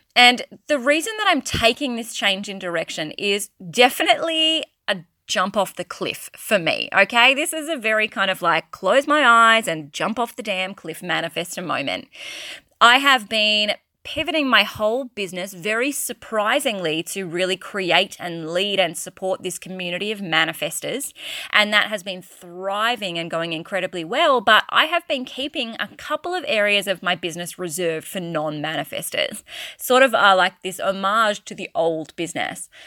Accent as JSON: {"language": "English", "country": "Australia", "accent": "Australian", "said": "I'm very clearly Australian, if you haven't picked that up from my accent, and yes, I do live in Australia"}